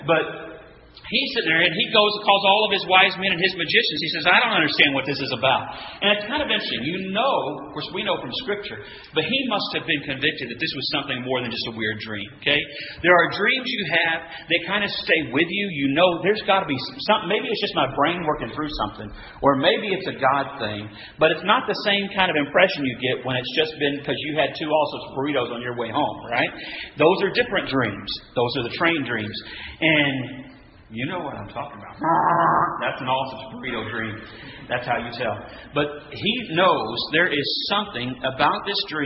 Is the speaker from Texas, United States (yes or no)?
yes; West Texas, United States; where I'm from West Texas, Bramer